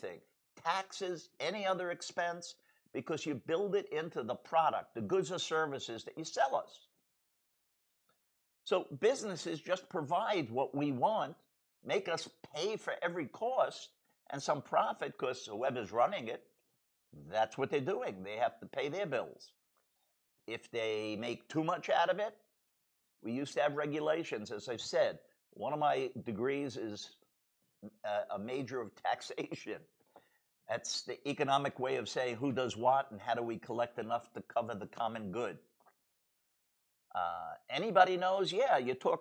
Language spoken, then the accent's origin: English; United States; I'm an American